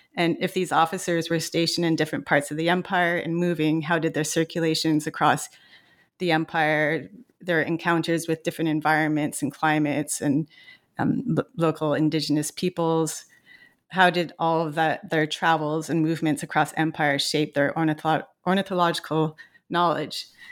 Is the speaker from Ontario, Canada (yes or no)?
no; Montreal, Quebec, Canada; I grew up in Montreal, Quebec